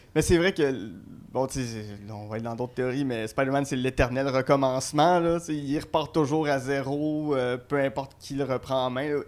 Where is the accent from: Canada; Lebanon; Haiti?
Canada; Gatineau, Quebec; je suis natif de Gatineau, donc euh, c'est un petit gars de mon coin